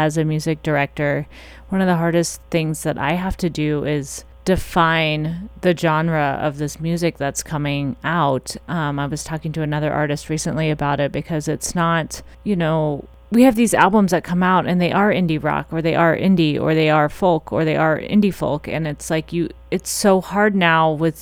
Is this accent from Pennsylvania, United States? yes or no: no; Missouri, United States; moved away; I'm from Missouri, so when I was there, I did some concert production stuff